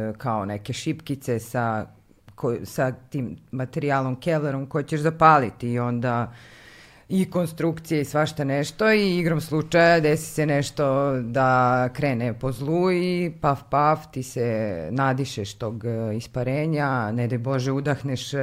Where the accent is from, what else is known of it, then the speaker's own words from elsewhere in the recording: Kikinda, Vojvodina, Serbia; moved away as an adult; also born or lived in Belgrade; Iz Kikinde sam, e, tamo sam rođena i tog leta sam upisala faks